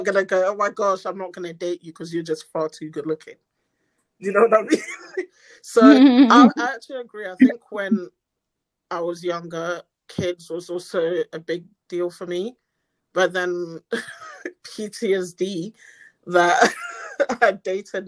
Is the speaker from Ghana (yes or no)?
yes; Ghana; I'm Ghanaian.